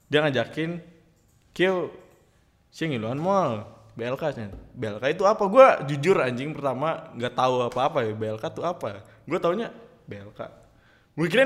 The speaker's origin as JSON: {"language": "Indonesian", "town": "Karawang", "region": "West Java", "country": "Indonesia", "tie": "born there", "said": "gue lahir di Karawang 21 Juli 2002"}